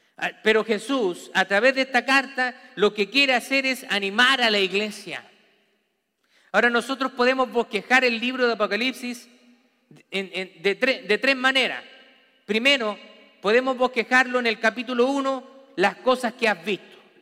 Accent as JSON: {"language": "Spanish", "country": "Chile", "moved": "yes", "said": "como en mi país dice"}